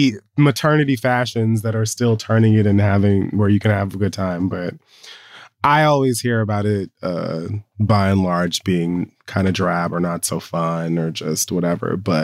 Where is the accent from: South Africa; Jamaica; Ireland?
Jamaica; I'm Jamaican. We put salt on all the fruit.